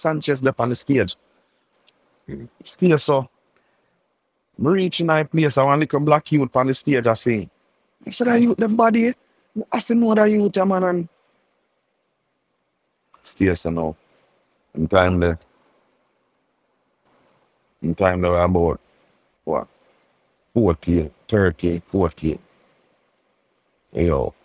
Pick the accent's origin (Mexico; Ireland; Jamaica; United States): Jamaica; Kingston; also born or lived in Grants Pen; I go live back with my mother down at Queensboro, that a Kingston 19